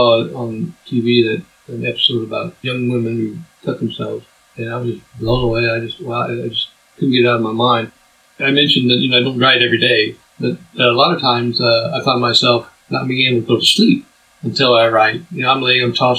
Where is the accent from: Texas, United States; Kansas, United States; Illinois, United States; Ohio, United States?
Kansas, United States; Topeka; I grew up in Topeka